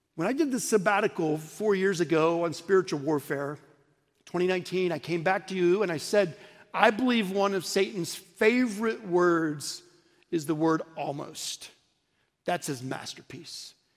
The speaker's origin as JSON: {"language": "English", "town": "Oklahoma City", "region": "Oklahoma", "country": "United States", "tie": "born or raised there", "also_born_or_lived": "St. Louis", "moved": "yes", "lives_now": "Dallas, United States", "said": "I grew up in Oklahoma City"}